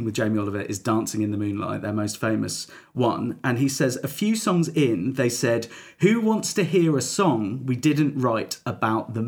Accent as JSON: {"language": "English", "region": "London", "country": "United Kingdom", "tie": "born or raised there", "said": "me and Dan Hancock's growing up in South London"}